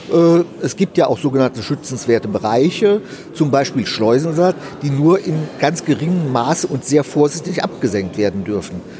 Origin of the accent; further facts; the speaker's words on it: Frankfurt, Hesse, Germany; born there; also born or lived in Hanover; now in Ruhr area, Germany; nein, äh, ich bin gebürtiger Frankfurter.